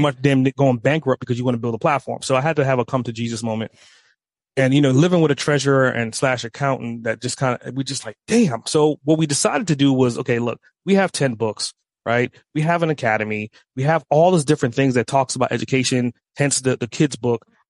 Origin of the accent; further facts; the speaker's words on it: New York, United States; now in Atlanta, United States; I grew up in New York, moved to Atlanta